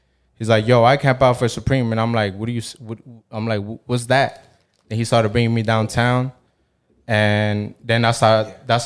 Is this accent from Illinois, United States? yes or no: no; New York City, New York, United States; also born or lived in Mexico; I was born in Mexico, raised in Queens, New York City